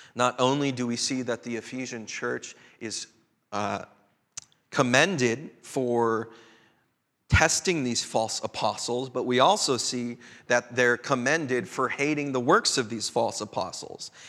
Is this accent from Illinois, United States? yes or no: yes; Chicago, Illinois, United States; also born or lived in Twin Cities, Minnesota; now in Bellingham, United States; My own cultural sensibilities growing up in Chicago, coming of age in the Twin Cities